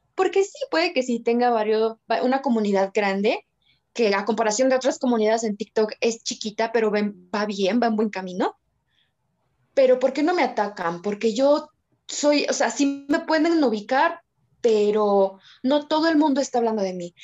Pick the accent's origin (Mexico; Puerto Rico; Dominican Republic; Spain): Mexico; also born or lived in Mexico City; Vivo en la Ciudad de México, soy mexicana